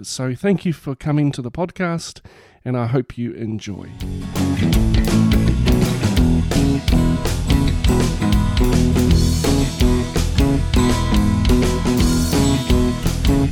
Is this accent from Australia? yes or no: no; Wellington, New Zealand; in my hometown here in Wellington